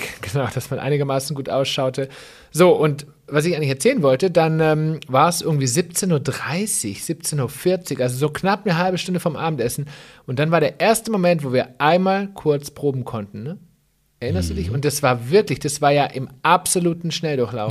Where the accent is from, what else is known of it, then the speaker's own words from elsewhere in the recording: Swabia, Germany; als Schwabe